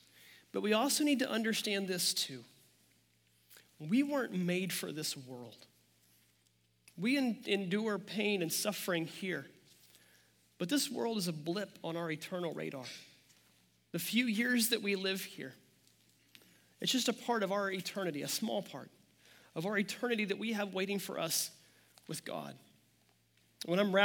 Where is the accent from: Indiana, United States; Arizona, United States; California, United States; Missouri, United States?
Missouri, United States; near Joplin; now in Kansas City, United States; Joplin, Missouri, just 25 minutes from my hometown